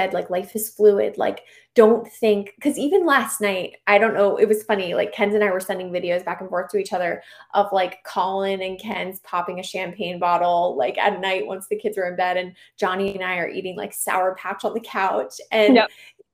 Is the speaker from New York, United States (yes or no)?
no; Charlotte, North Carolina, United States; also born or lived in Arlington; my hometown parish recently reached out to me and asked if I would do basically the Charlotte version of Theology on Tap